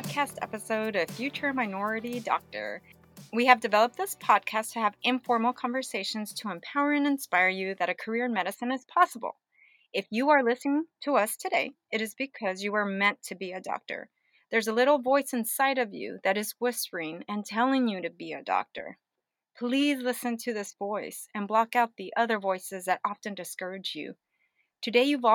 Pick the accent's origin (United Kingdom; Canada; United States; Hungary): United States; Oceanside, California; also born or lived in Mexico; I was born in Mexico, so first generation to this country. I grew up in Oceanside, northern part of San Diego